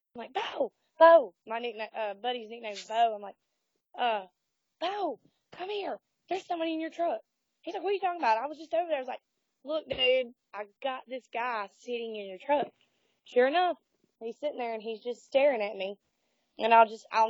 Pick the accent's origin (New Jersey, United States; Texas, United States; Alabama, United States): Alabama, United States; Hamilton; I'm actually from Hamilton, Alabama